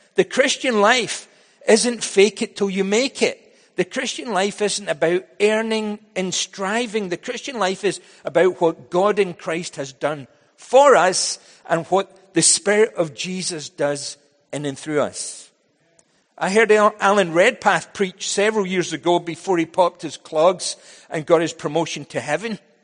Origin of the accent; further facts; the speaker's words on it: Scotland, United Kingdom; also born or lived in United States; now in Vancouver, Canada; When I was growing up in Scotland